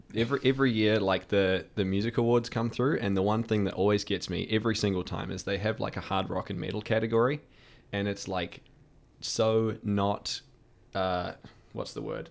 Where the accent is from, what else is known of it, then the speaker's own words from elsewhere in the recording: United States; now in New Zealand; I'm, I'm American citizen